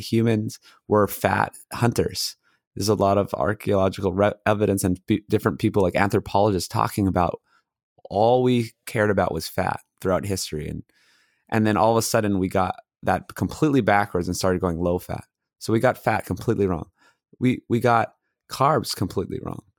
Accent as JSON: {"language": "English", "region": "Hawaii", "country": "United States", "tie": "born or raised there", "also_born_or_lived": "Los Angeles, California", "moved": "as an adult", "said": "I grew up in Hawaii and then I went to mechanical engineering school UCLA"}